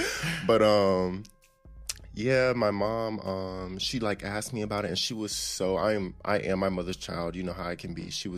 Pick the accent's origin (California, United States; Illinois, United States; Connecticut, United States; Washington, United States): Connecticut, United States; Hartford; I'm 29. I'm from Hartford, Connecticut, born and raised.